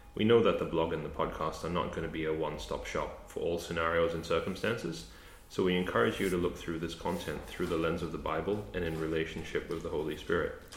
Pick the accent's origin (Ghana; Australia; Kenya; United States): Australia; also born or lived in Canada; I grew up in Australia